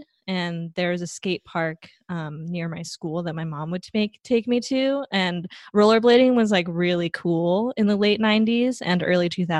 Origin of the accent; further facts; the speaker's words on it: Taipei, Taiwan; moved away as an adult; also born or lived in Southern California; now in Bay Area, United States; So I grew up in Taipei, Taiwan. That's where most of my family lives. And I moved to the US in 2010